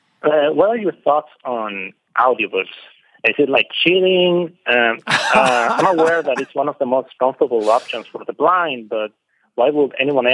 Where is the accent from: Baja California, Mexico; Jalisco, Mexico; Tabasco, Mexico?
Tabasco, Mexico; Villahermosa